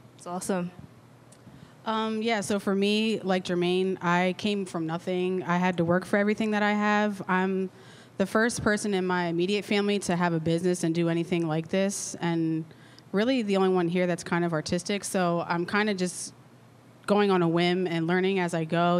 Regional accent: Lancaster, Pennsylvania, United States; I'm locally from Lancaster. I went to McCaskey born and raised.

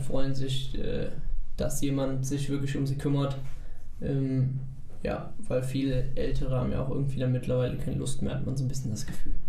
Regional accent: Eilendorf, North Rhine-Westphalia, Germany; bei uns in Eilendorf

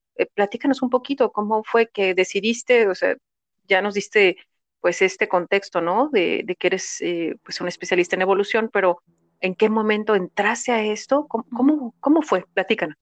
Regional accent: Mexico; somos mexicanas

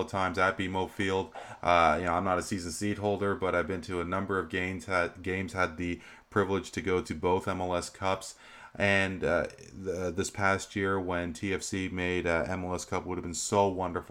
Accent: Canada; we are Canadian, we are more than just hockey

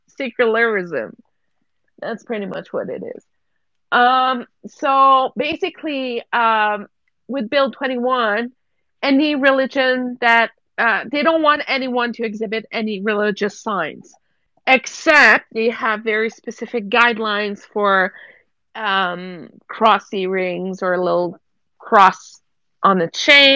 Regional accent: Quebec, Canada; moved away as an adult; now in Alberta, Canada; I'm from Quebec. Everybody knows I'm from Quebec. I've been living in Alberta for 15 years.

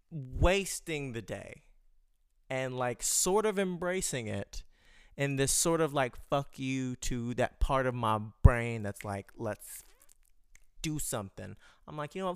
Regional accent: United States; I'm American, we in America

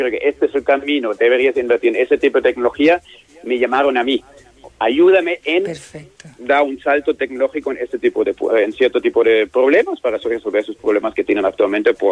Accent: Germany; Spanish is a second language; como soy alemán, he trabajado además en muchos sitios en el mundo

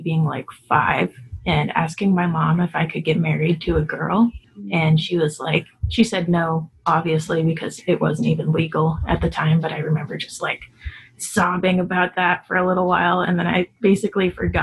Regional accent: Omaha, Nebraska, United States; moved away as an adult; now in Kansas City, United States; I'm from Omaha, Nebraska. I am currently living in Kansas City

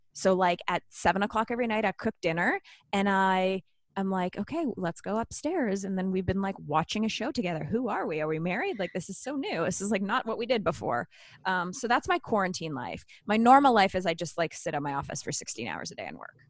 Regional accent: Canada; I'm Canadian

